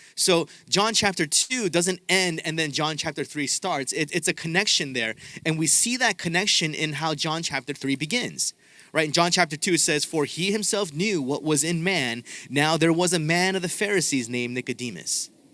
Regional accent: Southern California, United States; I'm from Southern California

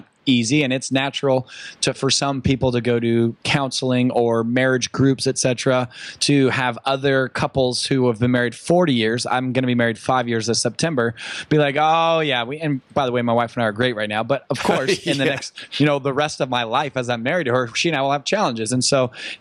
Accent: Newport Beach, California, United States; I live in Orange County, California. I was born in Newport Beach. So I was, you know, on the sand, born and raised.

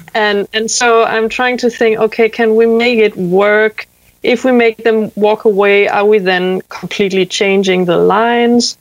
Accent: Zealand, Denmark; I'm calling from the middle of nowhere in a, near a small town called Faxe in Denmark

